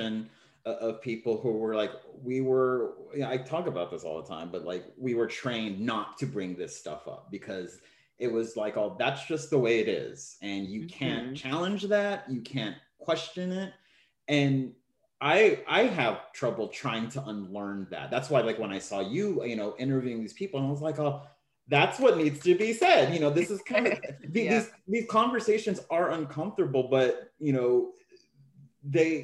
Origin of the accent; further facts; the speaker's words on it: San Antonio, Texas, United States; I'm from Texas